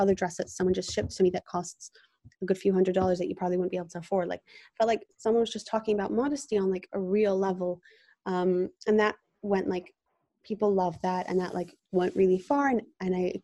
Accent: Jerusalem, Jerusalem District, Israel; also born or lived in London, England; I went from this like English little girl to like hardcore Israeli. I moved when I was 8 years old.

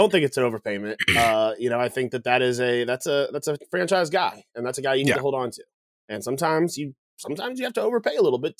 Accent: United States; I'm American.

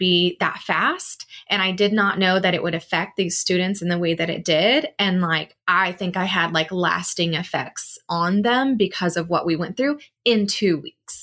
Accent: Oklahoma, United States; Can you tell I grew up in Oklahoma?

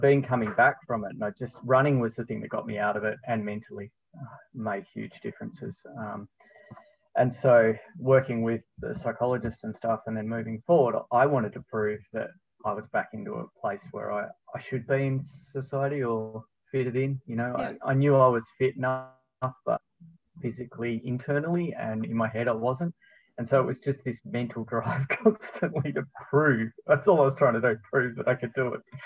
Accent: Tasmania, Australia; also born or lived in Melbourne / Spain; I'm born and bred Tasmanian

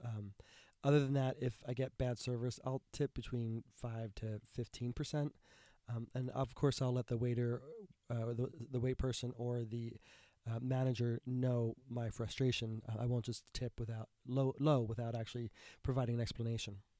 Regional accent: United States; as an American who's grown up being conditioned that tipping is proper

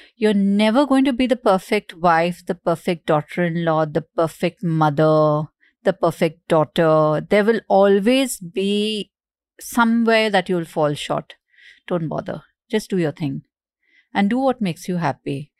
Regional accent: Mumbai, Maharashtra, India; We moved from Bandra to Goregaon. My school was in Bandra. I, we lived in Goregaon

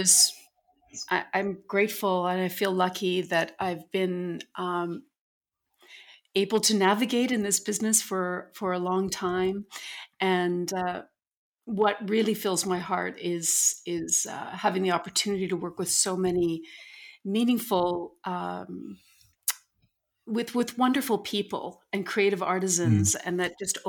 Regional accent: St. Albert, Alberta, Canada; moved away; St. Albert, my hometown, where I grew up

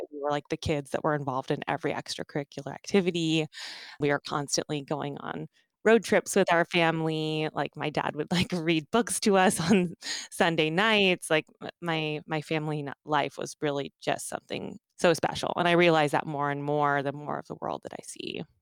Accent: Redding, California, United States; born or raised there; also born or lived in Omaha, Nebraska

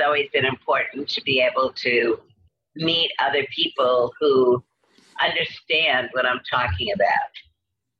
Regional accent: New York City, New York, United States; moved away as an adult; also born or lived in Berkeley, California; I grew up in Brooklyn

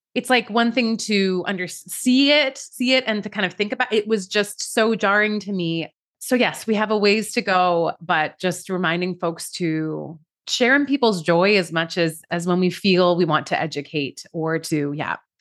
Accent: Iran; moved away; I'm an immigrant from Iran

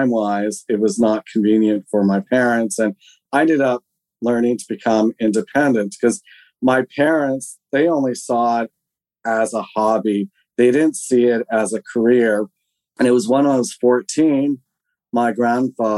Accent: Alert Bay, British Columbia, Canada; also born or lived in Switzerland / Airolo, Switzerland; I was born in British Columbia in a place called Alert Bay, which is on this very tiny island off the northeastern tip of Vancouver Island

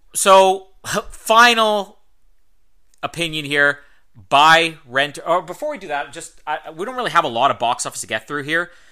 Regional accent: Winnipeg, Manitoba, Canada; we are both from Winnipeg

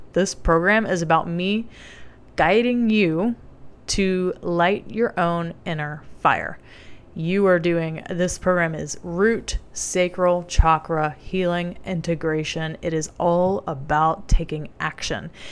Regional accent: the South, United States; I grew up in the South

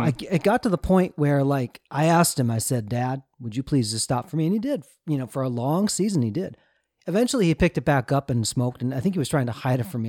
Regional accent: Minnesota, United States; Josh and I grew up in Minnesota, the land of passive aggressiveness

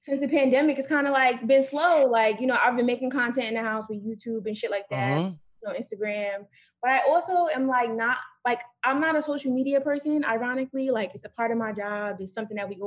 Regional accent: New York, United States; moved away; I'm from New York, but I'm also, like, I don't want to go back to New York right now because I do like being away from New York

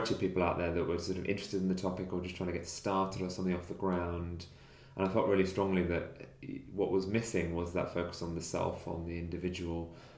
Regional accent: Nottingham, East Midlands, United Kingdom; from my hometown of Nottingham. So I grew up in Nottingham and spent 20 years there.

